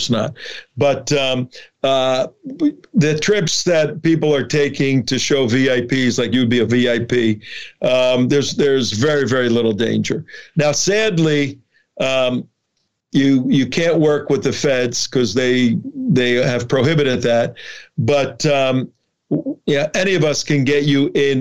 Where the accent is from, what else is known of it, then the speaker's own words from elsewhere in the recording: Newark, New Jersey, United States; also born or lived in Chicago; I grew up in New Jersey, Catholic family, Catholic Italian family